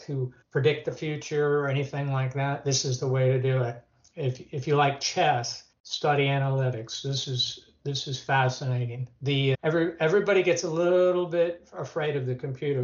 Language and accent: English; Florida, United States; moved away; I'm from Florida originally. I thought about moving back to Florida